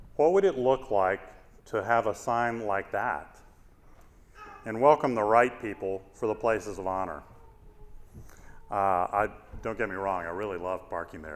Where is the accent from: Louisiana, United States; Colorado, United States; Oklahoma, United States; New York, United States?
Louisiana, United States; Shreveport; moved away as an adult; also born or lived in North Carolina / Washington, D.C. / Chicago / California; I grew up in Shreveport, Louisiana